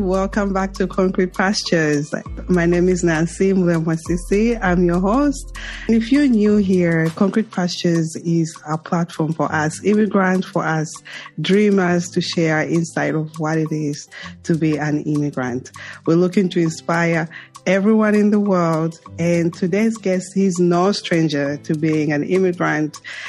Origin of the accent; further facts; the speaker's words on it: Zambia; now in United States; I came from Zambia to the U.S., New York.